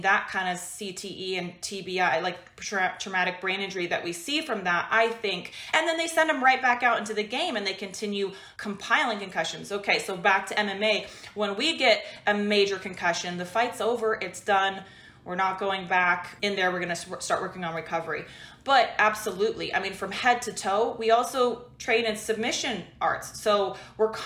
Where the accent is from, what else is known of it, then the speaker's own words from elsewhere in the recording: Washington, United States; moved away as an adult; also born or lived in California; I'm from Washington State in the US, and I moved to California to train with a better team